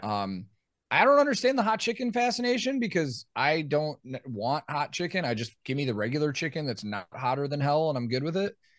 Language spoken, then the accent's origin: English; Chicago, Illinois, United States; now in Nashville, United States; growing up in Chicago